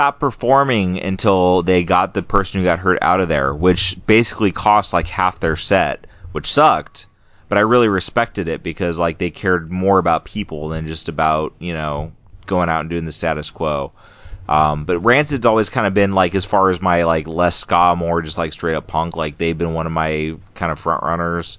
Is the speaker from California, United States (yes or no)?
yes; California, United States; moved away as an adult; now in Maine, United States; my little crap hole town I grew up in California